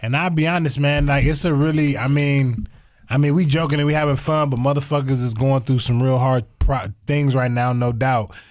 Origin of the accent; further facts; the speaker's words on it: Toledo, Ohio, United States; I am in Toledo because I'm from Toledo